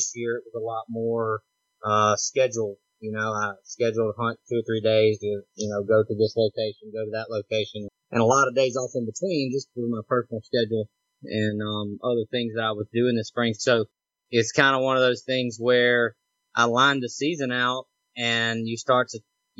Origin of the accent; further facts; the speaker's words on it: Mississippi, United States; now in Louisiana, United States; I live in Louisiana, but I'm right near the Mississippi border, and I'm from Mississippi.